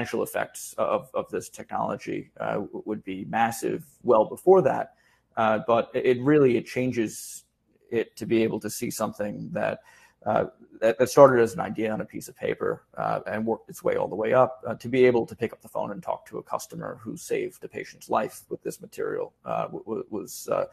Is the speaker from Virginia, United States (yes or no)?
no; New York City, New York, United States; as a New Yorker